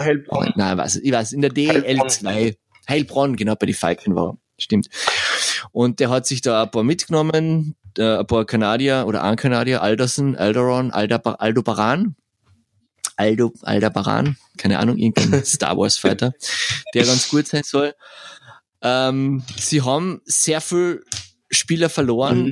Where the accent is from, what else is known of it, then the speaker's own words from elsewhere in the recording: Spittal an der Drau, Carinthia, Austria; now in Vienna, Austria; in Spital gibt's auch eine in meiner Heimatstadt.